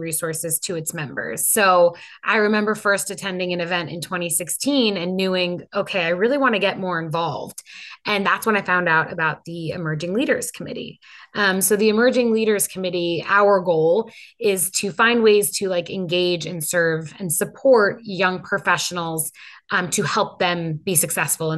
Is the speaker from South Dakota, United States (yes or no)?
no; Long Island, New York, United States; also born or lived in Penn State; the community where I grew up in Long Island